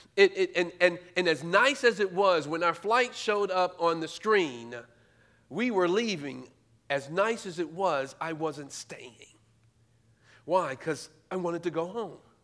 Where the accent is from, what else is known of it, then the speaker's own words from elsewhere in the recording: New York City, New York, United States; moved away as an adult; now in Indianapolis, United States; I'm originally from New York. I'm a native New Yorker, born and raised in Brooklyn